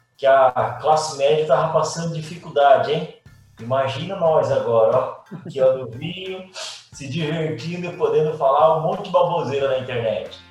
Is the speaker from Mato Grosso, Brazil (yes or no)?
yes; Cuiabá, Mato Grosso, Brazil; moved away as an adult; now in Curitiba, Brazil; Eu nasci em Cuiabá